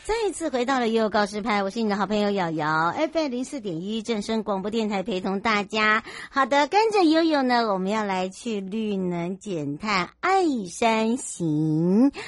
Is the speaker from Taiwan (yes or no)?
yes; Hualien County, Taiwan; 花莲，我的故乡